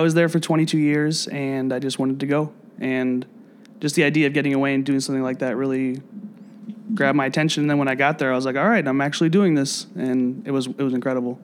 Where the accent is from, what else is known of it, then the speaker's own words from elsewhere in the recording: South Bend, Indiana, United States; moved away as an adult; also born or lived in Ecuador; now in Chicago, United States; I'm originally from Northern Indiana, so like an hour and a half away from here